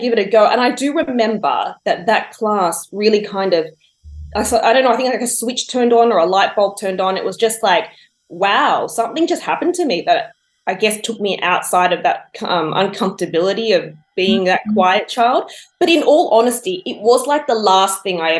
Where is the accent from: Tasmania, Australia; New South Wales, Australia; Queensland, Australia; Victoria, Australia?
New South Wales, Australia; Wollongong; I was born and bred in Wollongong, and my childhood was entirely lived out there